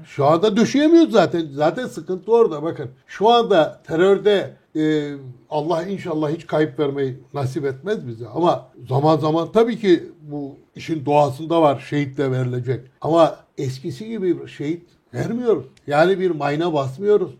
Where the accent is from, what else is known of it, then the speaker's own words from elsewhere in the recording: Sürmene, Trabzon, Turkey; Dedim Surmaneli